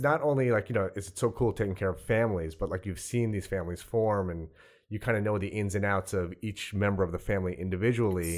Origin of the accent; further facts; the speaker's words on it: South Shore of Long Island, New York, United States; also born or lived in Brooklyn; I grew up on the South Shore of Long, of Long Island